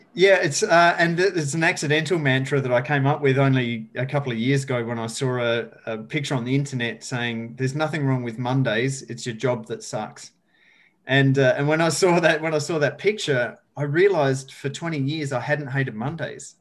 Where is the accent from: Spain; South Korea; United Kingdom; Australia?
Australia; rural South Australia; moved away as an adult; I grew up in rural south australia as you can maybe tell from my beautiful accent